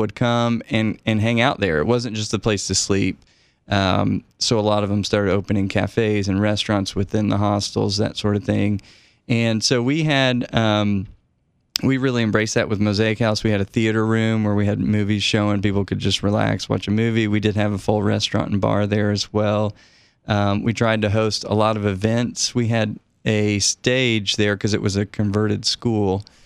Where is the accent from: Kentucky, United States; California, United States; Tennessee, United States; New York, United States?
Tennessee, United States; Knoxville; moved away as an adult; also born or lived in Prague, Czech Republic; I grew up in Knoxville and my dad just retired, but was a professor at the university